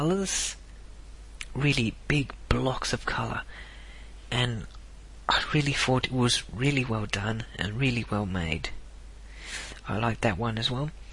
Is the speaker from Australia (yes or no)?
yes; South Australia, Australia; I was born in South Australia